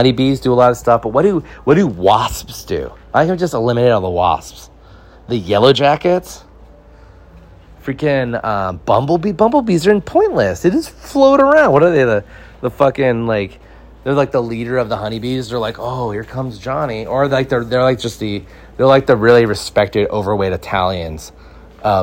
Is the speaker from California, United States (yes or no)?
yes; Santa Clarita, California, United States; This pizza place we went to growing up in Santa Clarita, we'd order it every Friday